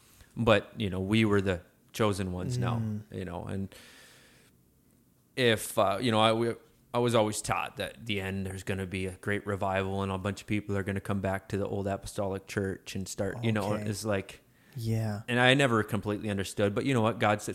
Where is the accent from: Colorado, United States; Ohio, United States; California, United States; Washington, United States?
Washington, United States; Vancouver; born there; Anyways, yeah, I was born in Vancouver, Washington.